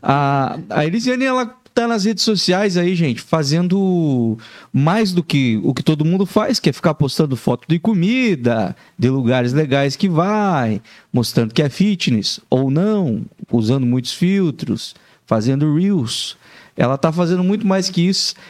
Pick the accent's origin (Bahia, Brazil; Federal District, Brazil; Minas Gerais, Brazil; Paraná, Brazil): Paraná, Brazil; interior of; now in Joinville, Brazil; eu sou do interior do Paraná